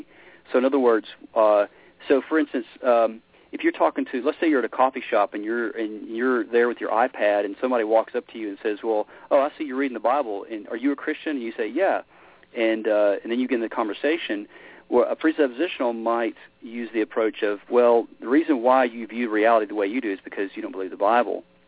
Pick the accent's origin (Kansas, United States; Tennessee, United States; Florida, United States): Tennessee, United States; Memphis; I grew up in Memphis, Tennessee. It's kind of where, uh, you know, I, kind of my roots